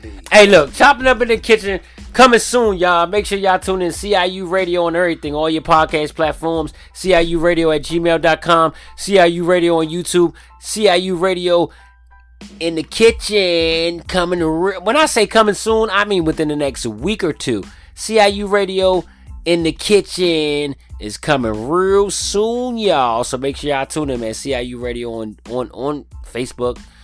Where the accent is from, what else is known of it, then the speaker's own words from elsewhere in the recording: DMV, United States; also born or lived in Far Rockaway, Queens, New York; I've been raised in the DMV